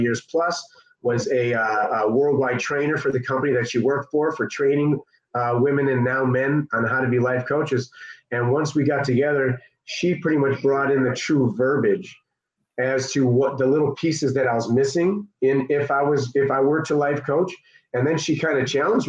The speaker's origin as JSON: {"language": "English", "town": "Chicago", "region": "Illinois", "country": "United States", "said": "I'm from the South Suburbs of Chicago"}